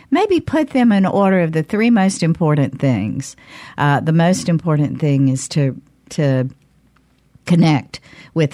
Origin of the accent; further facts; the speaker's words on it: Canton, Mississippi, United States; My hometown, Canton.